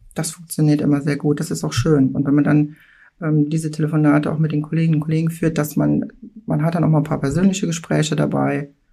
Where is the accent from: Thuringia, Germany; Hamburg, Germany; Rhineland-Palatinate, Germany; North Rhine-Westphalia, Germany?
Rhineland-Palatinate, Germany; Mülheim-Kärlich; Mülheim-Kerlich ist eine Hochburg, also mein Heimatort